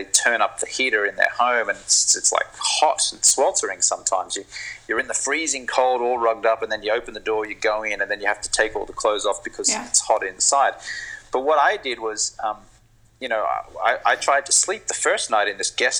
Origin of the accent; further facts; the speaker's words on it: Brisbane, Queensland, Australia; moved away; I grew up in Brisbane in Australia on the East Coast